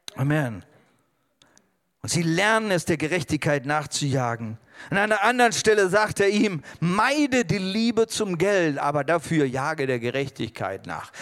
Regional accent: Germany; also born or lived in India; ich bin Deutscher.

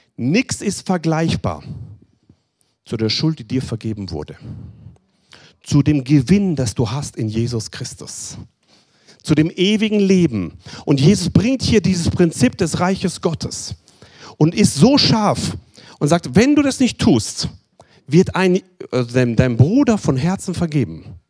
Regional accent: Germany; Bei uns in Deutschland

